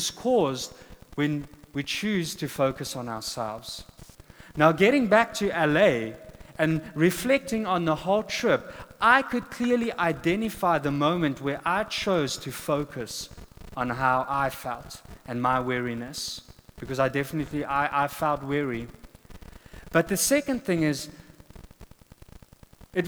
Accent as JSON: {"language": "English", "country": "South Africa", "first_language": "Afrikaans", "second_language": "English", "moved": "as an adult", "lives_now": "United States", "said": "we come from South Africa"}